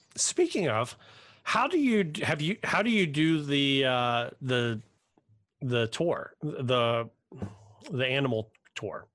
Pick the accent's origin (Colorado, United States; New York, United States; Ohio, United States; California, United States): Ohio, United States; Cincinnati; I'm from Cincinnati.